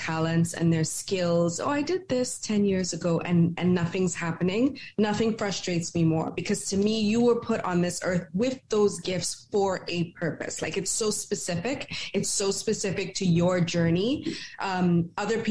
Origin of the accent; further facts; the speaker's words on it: Trinidad & Tobago; I grew up in Trinidad and Tobago